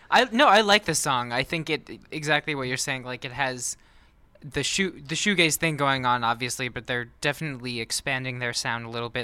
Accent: Minnesota, United States; I'm from Minnesota

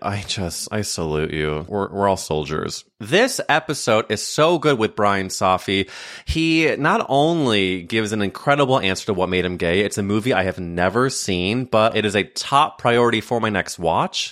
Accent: St. Louis, Missouri, United States; I grew up in Saint Louis, Missouri

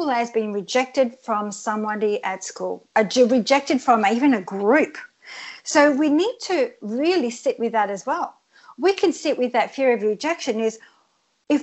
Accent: Australia; English is a second language; I came to Australia when I was 7 years old, and I didn't speak a word of English, and I had to live in a hostel for 2 years and learn English.

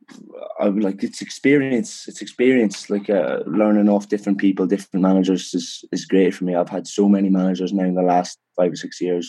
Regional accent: Dundalk, Leinster, Ireland; moved away; also born or lived in Edinburgh; I'm born and raised in Dundalk

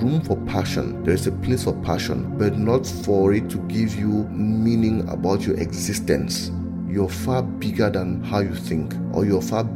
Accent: Cameroon; I'm in Cameroon. I was born in Cameroon, so I'm from Cameroon.

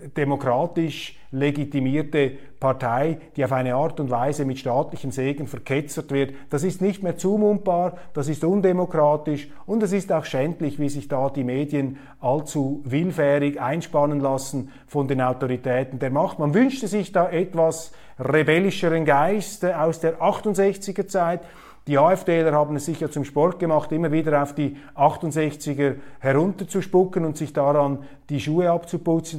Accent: Switzerland; als Schweizer

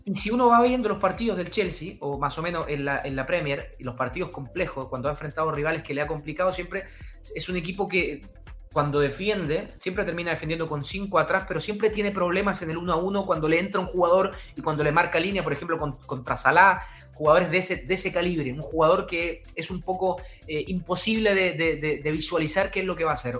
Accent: Chile; also born or lived in Uruguay; soy chileno-uruguayo, uruguayo por padre, chileno por madre

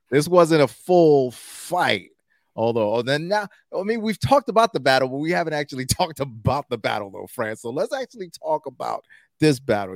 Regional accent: New York City, New York, United States; I'm from Brooklyn, so, you know, I'm from New York

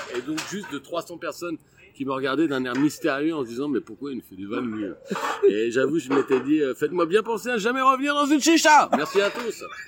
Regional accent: Abbeville, Hauts-de-France, France; je suis né à Abbeville dans la Somme

